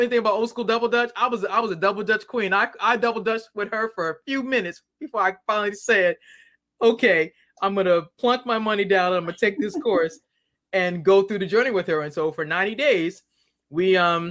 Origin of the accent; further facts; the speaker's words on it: Boston, Massachusetts, United States; now in Maryland, United States; I'm originally from Boston. I now live in the Maryland. I actually live in Maryland.